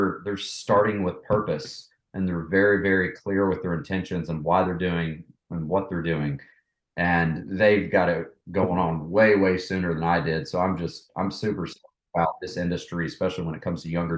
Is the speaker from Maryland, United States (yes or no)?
no; Knoxville, Tennessee, United States; moved away as an adult; also born or lived in Atlanta; I was born and raised in Knoxville, East Tennessee.